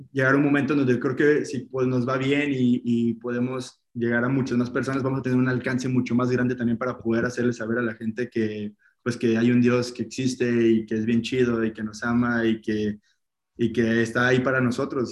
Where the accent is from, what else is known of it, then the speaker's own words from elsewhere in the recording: Poza Rica, Veracruz, Mexico; moved away as an adult; also born or lived in Guadalajara; de donde yo soy, en Veracruz, en Poza Rica, pues es una ciudad pequeñita